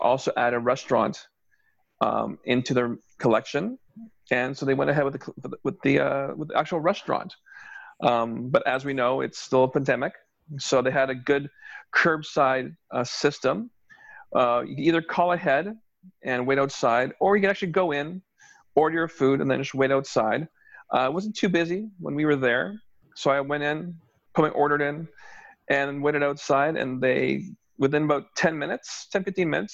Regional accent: Toronto, Ontario, Canada; we're from Toronto

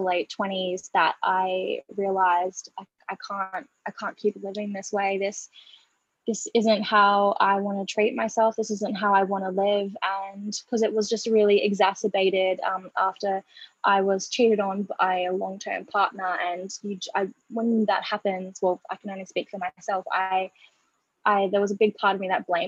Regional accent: Australia; I am Australian. I'm a proud Gurindji woman, which is an Australian Indigenous tribe here.

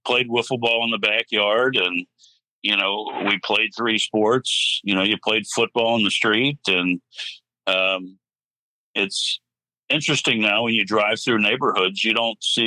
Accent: Cincinnati, Ohio, United States; also born or lived in Puerto Rico; I am originally from Cincinnati, Ohio. I grew up in Madera and have stayed here

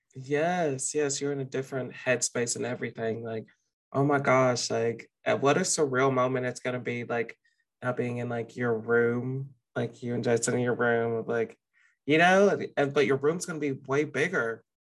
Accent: the South, United States; moved away as an adult; now in Austin, United States; we're from the South

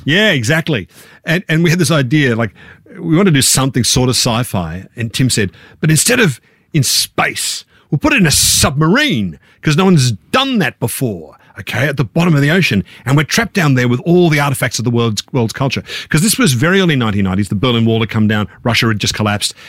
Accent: Canberra, Australian Capital Territory, Australia; we were middle class kids from Canberra

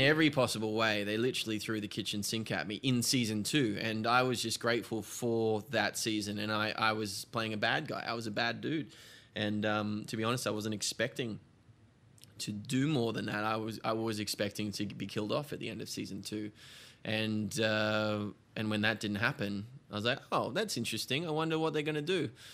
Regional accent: Australia; moved away as an adult; now in United States; I'm Australian

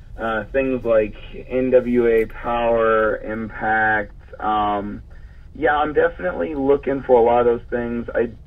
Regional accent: Douglasville, Georgia, United States; Douglasville, Georgia, my hometown.

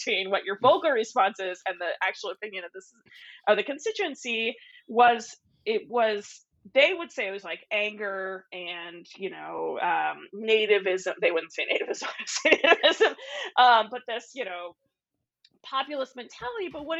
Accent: Arizona, United States; I grew up in Arizona, you know, around my house, we have, you know, all of these things that speak to the Mexican culture that I grew up with. Not that I am Mexican, but that was part of my, you know, like, I grew up in Arizona.

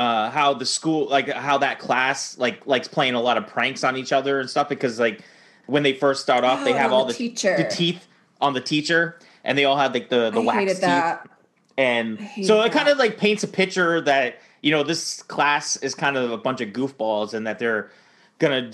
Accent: Maine, United States; Growing up in Maine, where it got very, very cold

